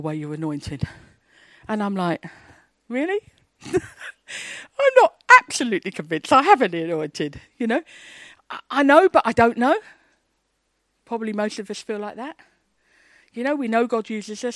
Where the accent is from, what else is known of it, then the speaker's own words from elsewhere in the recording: England, United Kingdom; I'm an English, shy, quiet Baptist